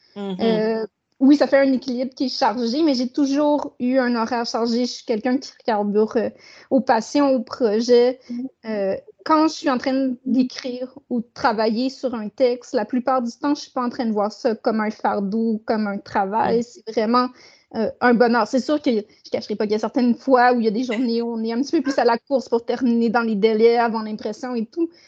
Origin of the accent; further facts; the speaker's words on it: Saguenay, Quebec, Canada; je suis née au Saguenay puis je demeure toujours au Saguenay